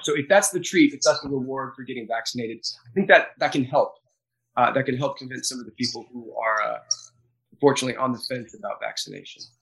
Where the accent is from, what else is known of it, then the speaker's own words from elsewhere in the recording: United States; Being an American